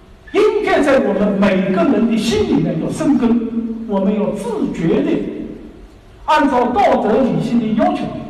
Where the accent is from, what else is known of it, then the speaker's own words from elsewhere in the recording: China; 我们中国人非常看重啊